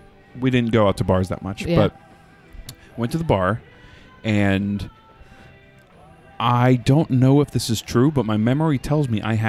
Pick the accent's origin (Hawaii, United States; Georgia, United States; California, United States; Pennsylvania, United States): Pennsylvania, United States; So I'm from Pennsylvania, and Pennsylvanians hate Jersey.